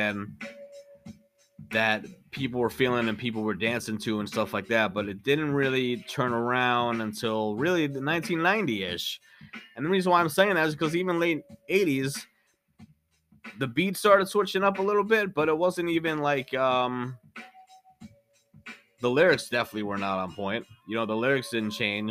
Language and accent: English; New York City, New York, United States; I grew up in New York and I was born in Brooklyn